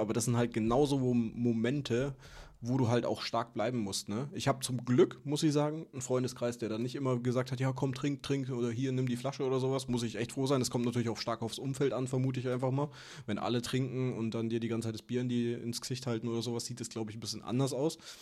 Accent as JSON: {"language": "German", "town": "Würzburg", "region": "Bavaria", "country": "Germany", "moved": "yes", "said": "Würzburg, wo ich herkomme, Weinstadt"}